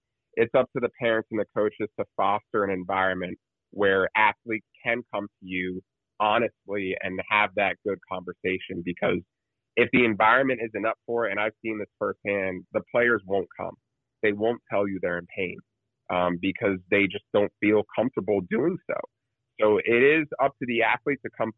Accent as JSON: {"language": "English", "region": "New Jersey", "country": "United States", "said": "I'm from New Jersey"}